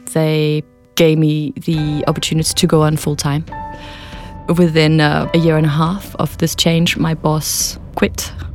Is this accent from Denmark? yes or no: yes; Denmark; moved away as an adult; also born or lived in London; I'm from Denmark